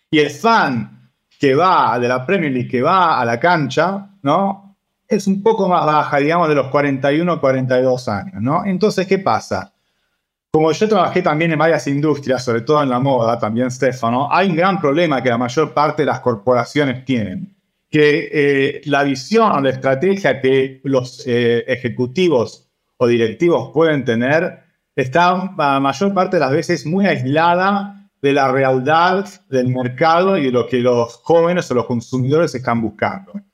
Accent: Argentina; yo crecí en Argentina con eso, no solo jugando, pero también yendo a los varios partidos

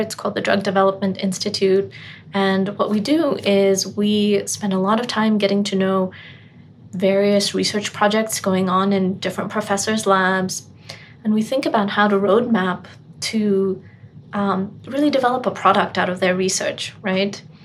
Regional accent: Botswana; moved away; growing up in Botswana

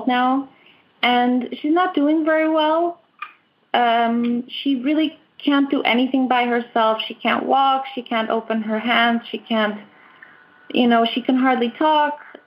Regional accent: Portugal; I'm from Portugal. I live in Portugal, in Sintra

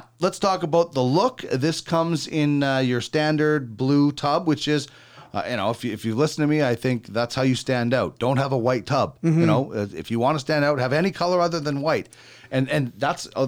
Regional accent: Manitoba, Canada; I grew up in Manitoba and you had to wear so many layers of clothing

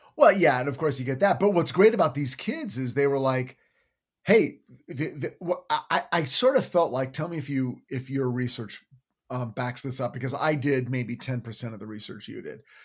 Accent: United States; as an American

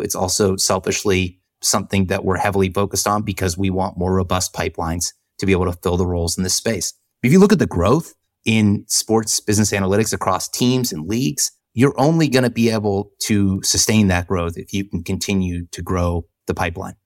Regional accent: Jacksonville, Florida, United States; moved away; I grew up in Jacksonville.

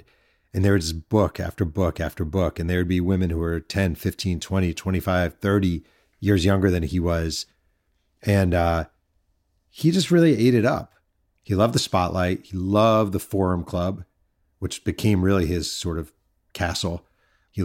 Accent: Mahopac, New York, United States; I grew up in New York in a small town called Mayo Pack, New York

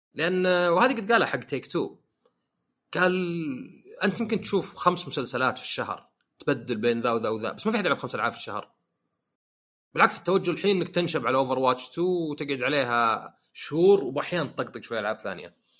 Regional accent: Saudi Arabia; عندنا في السعوديه

